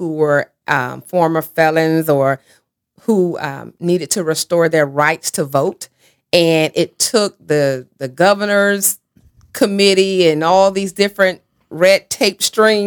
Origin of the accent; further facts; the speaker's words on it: Sylvester, Georgia, United States; accent: Georgia drawl; moved away; I loved growing up in Sylvester, Georgia.